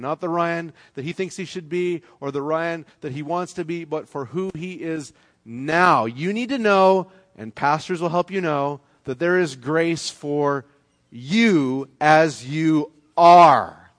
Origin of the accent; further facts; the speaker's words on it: Canada; moved away; I'm from Canada